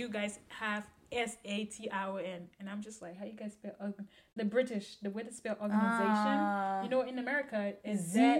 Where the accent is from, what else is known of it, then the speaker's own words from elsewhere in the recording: Liberia; now in United States; I'm from Liberia.